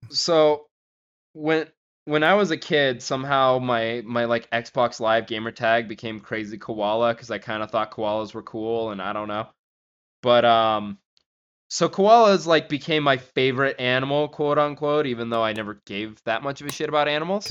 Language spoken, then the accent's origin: English; Gardnerville, Nevada, United States; where I grew up in Gardnerville, like, at Lampy Park